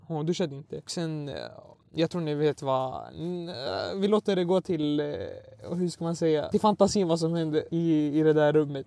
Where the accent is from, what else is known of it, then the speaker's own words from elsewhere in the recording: Sweden; Jag är faktiskt född i Sverige men mina Alltså etniskt eh, är jag från Irak